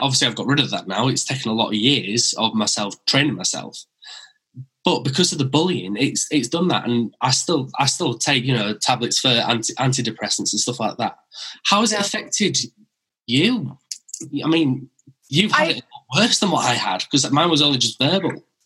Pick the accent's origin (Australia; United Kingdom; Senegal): United Kingdom; Wakefield, Yorkshire and the Humber; accent: Brummy; also born or lived in West Bromwich; I was born in West Bromwich near Birmingham, and then I moved to Wakefield when I was five